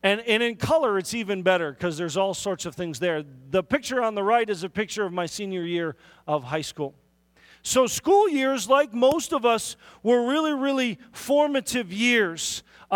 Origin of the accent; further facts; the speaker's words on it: Milwaukee, Wisconsin, United States; also born or lived in Auckland, New Zealand / Hartford, Wisconsin; We fairly quickly moved into the city of Milwaukee, and the city of Milwaukee is really where I grew up